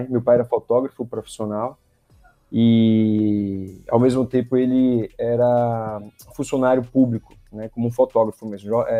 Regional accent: Salvador, Bahia, Brazil; moved away as an adult; also born or lived in Fortaleza; now in Manaus, Brazil; atualmente aqui em 2022 eu tenho 37 anos, Uh, sou baiano, natural de Salvador, moro em Manaus há 14 anos, vinda com 20 de uma transferência de uma empresa que eu trabalhava.

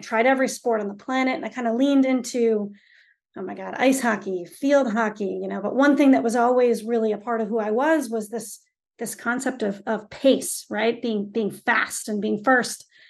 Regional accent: Stowe, Vermont, United States; I grew up in Stovermont, and Stovermont is an unbelievable town

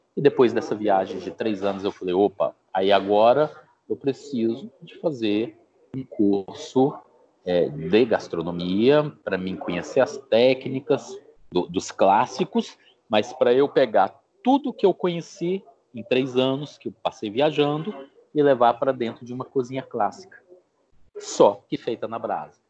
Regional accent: Brasília, Federal District, Brazil; moved away; also born or lived in Belo Horizonte; eu sou natural de Brasília e desde os 16 anos de idade eu trabalho com carne. Meu pai tinha frigorífico em Belo Horizonte

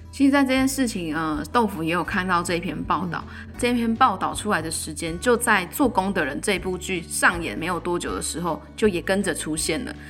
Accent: Taiwan; 自己身为台湾人

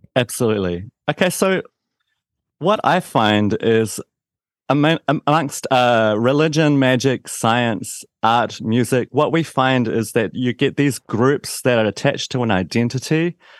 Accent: Christchurch, Canterbury, New Zealand; You might be able to tell from my accent that I'm from New Zealand, a town called Christchurch

